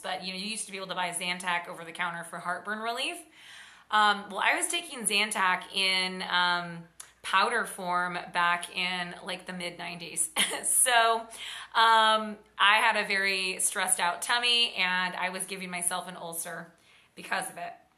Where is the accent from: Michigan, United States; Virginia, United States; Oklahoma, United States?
Oklahoma, United States; I grew up in Oklahoma in Tornado Alley